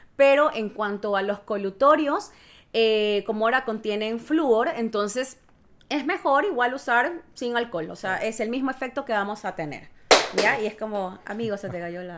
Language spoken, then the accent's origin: Spanish; Ecuador; moved away as an adult; now in Chile; soy de Ecuador, eh, ya llevo dos años viviendo acá en Chile